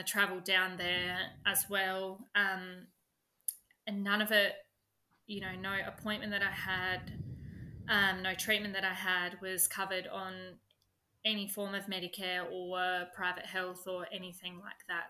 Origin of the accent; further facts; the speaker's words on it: 5 hours from Adelaide, South Australia, Australia; Adelaide, which is 5 hours away from my hometown